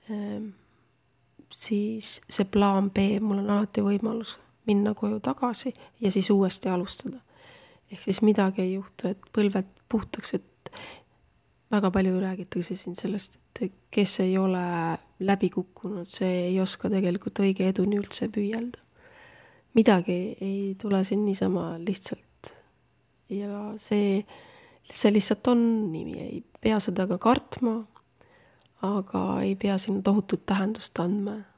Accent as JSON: {"language": "Estonian", "country": "Estonia", "tie": "born there", "said": "me ainuüksi selle peale, et me oleme elus ja terved ja oleme sündinud siia Eestisse"}